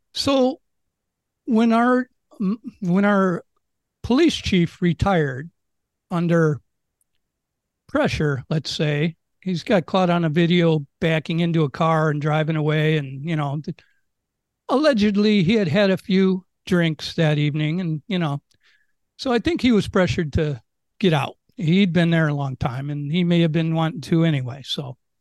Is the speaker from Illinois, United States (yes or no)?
yes; Chicago, Illinois, United States; moved away as an adult; now in Maui, United States; I'm from Chicago